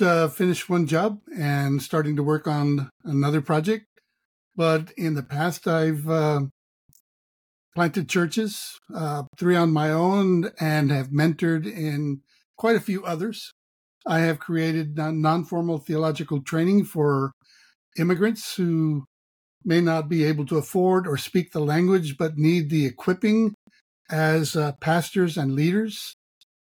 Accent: Laredo, Texas, United States; I was raised in Laredo

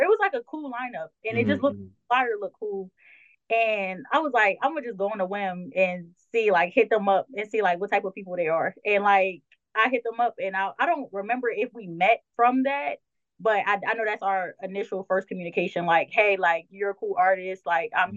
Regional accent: Delaware, United States; I'm from Delaware, so mine was Power 99

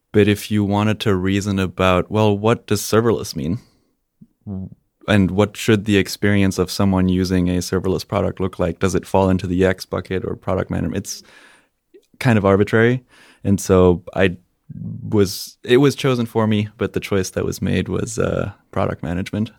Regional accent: Spain; moved away as an adult; also born or lived in Germany; I am German, and, uh, when I was three, my parents decided that they wanted to move to Spain. So I grew up in Spain, went to, uh, high school there

